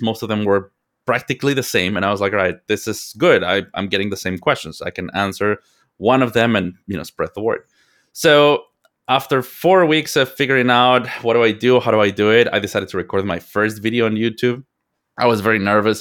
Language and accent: English; Mexico; moved away as an adult; now in United States; I am from Mexico. I was born and raised in Mexico